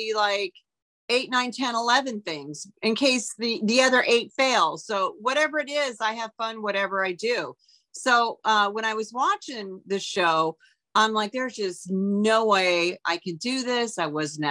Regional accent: Auburn, Washington, United States; moved away as an adult; also born or lived in Los Angeles; I grew up in Auburn, Washington, which is a small town out of Seattle, I just packed up my car and drove to Los Angeles

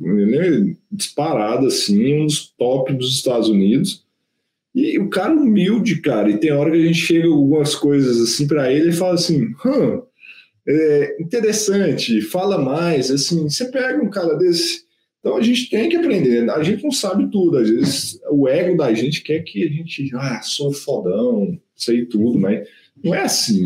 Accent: interior of Minas Gerais, Brazil; now in Belo Horizonte, Brazil; Eu sou do interior de Minas. Pô, vim para BH

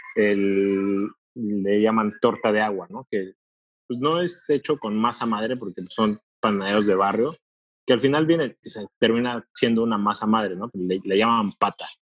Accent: Puebla, Mexico; now in Monterrey, Mexico; yo soy de Puebla

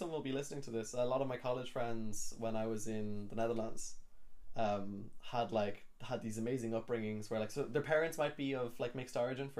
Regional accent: Ireland; also born or lived in Kenya; when I'm abroad, I feel very Irish.

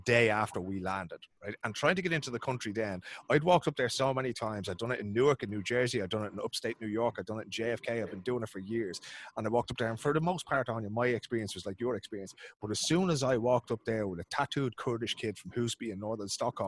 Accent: Ireland; as white Irish people going over there and waving that passport

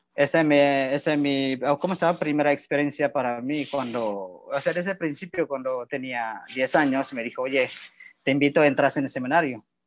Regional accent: Indonesia; Spanish is a second language; moved away as an adult; also born or lived in Nuevo Laredo, Mexico / Torreón, Mexico; now in Mexico; soy de Indonesia

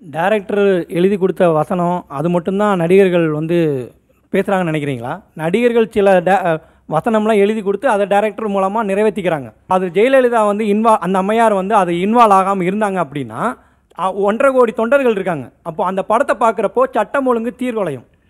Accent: a village near Cumbum, Theni district, Tamil Nadu, India; என்னோட சொந்த ஊர் பார்த்தீங்கன்னா தேனி மாவட்டம் கம்பம் பக்கத்தில் ஒரு வில்லேஜ்

